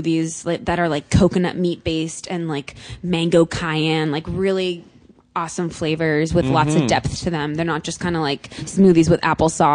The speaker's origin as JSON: {"language": "English", "region": "Connecticut", "country": "United States", "also_born_or_lived": "New York", "moved": "as an adult", "lives_now": "Los Angeles, United States", "said": "I'm from the East Coast. I'm from Connecticut"}